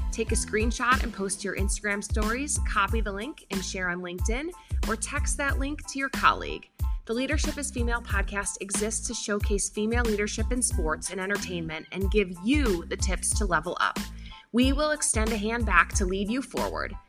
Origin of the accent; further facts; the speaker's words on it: Midwest, United States; growing up in the Midwest